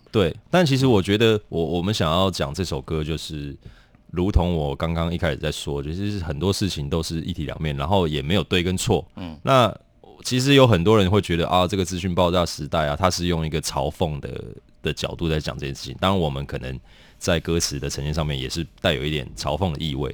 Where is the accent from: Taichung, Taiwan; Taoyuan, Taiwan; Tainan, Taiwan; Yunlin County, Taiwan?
Taoyuan, Taiwan; also born or lived in Kaohsiung; now in Taipei, Taiwan; 我是桃园人